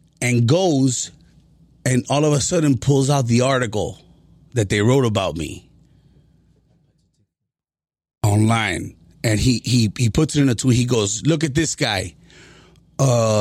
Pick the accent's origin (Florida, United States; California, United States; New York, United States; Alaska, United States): Florida, United States; Miami; I was born and raised in Miami. I'm a son to Cuban refugees